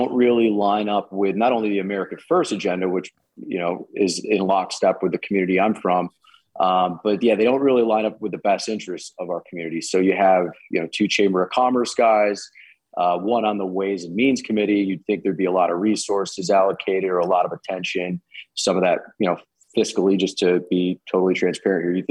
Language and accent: English; New York, United States; born or raised there